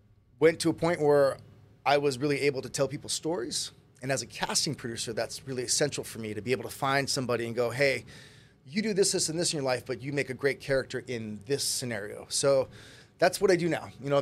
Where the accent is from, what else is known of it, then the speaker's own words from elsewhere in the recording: Kailua, Hawaii, United States; moved away as an adult; also born or lived in California; I grew up in Kailua, local boy. Right here on Oahu.